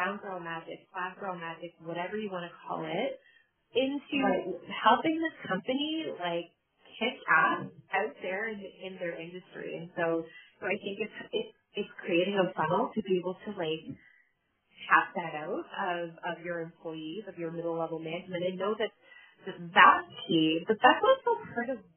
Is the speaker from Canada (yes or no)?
yes; Canada; I identify as Black Canadian. I also identify as multiracial Canadian because it's my lived experience